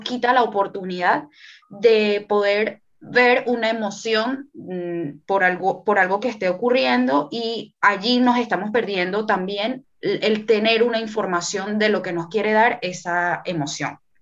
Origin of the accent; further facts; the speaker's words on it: Venezuela; also born or lived in France; now in Panama; yo nací en Venezuela, actualmente vivo en Panamá eh, también he vivido en Francia